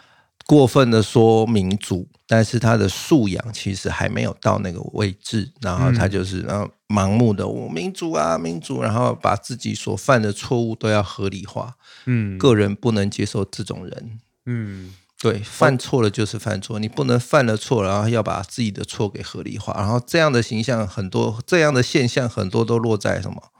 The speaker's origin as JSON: {"language": "Chinese", "country": "Taiwan", "said": "可能我们台湾人还是会针对在治安上。"}